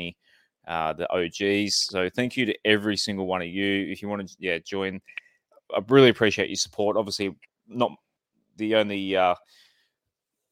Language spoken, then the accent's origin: English; Central Coast, New South Wales, Australia; You can tell I grew up in the Central Coast